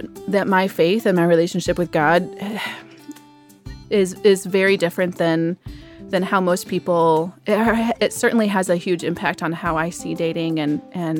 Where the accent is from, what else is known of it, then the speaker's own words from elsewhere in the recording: Michigan, United States; moved away as an adult; now in Nashville, United States; I'm originally from Michigan.